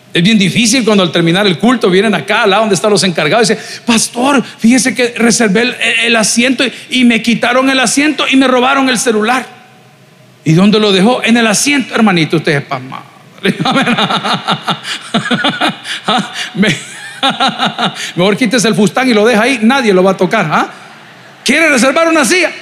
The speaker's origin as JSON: {"language": "Spanish", "country": "El Salvador", "said": "somos salvadoreños"}